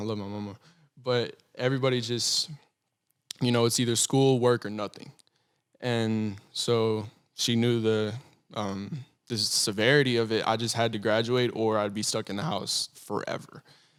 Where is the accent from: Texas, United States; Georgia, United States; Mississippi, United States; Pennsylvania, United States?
Texas, United States; Athens; I was desperate to get out of my hometown. Desperate, because I come from a really, really, really small kind of retirement town, and it's called Athens, Texas.